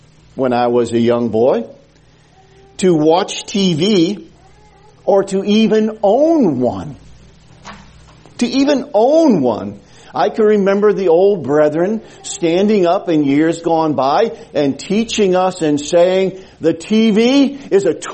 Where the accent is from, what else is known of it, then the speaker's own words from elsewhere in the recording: New Haven, Connecticut, United States; when I was a young boy growing up in the Gospel Hall in New Haven, Connecticut